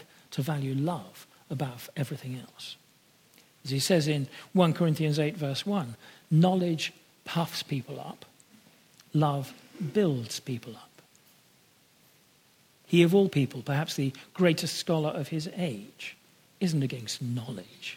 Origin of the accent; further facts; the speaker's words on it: United Kingdom; like myself, of being born British